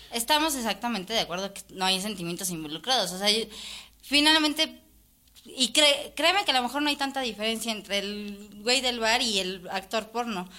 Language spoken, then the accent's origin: Spanish; Mexico City, Mexico; como mexicanos y como chilangos, que también bien soy